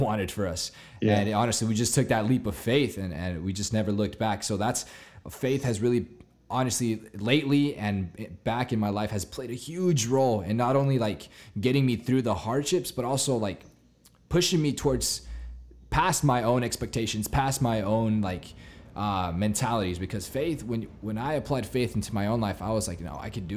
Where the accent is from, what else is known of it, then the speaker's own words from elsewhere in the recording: Claremont, California, United States; I'm 19 years old and I'm from Claremont, California.